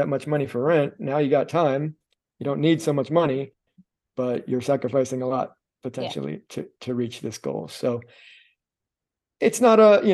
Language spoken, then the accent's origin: English; Miami, Florida, United States; I'm from Miami